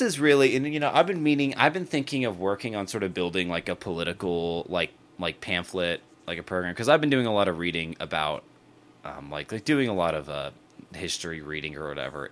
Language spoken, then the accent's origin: English; United States; growing up in America